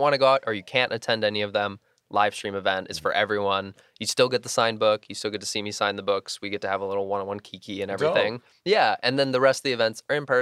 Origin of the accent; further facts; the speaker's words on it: Midwest, United States; growing up in the Midwest and not coming out until I was 21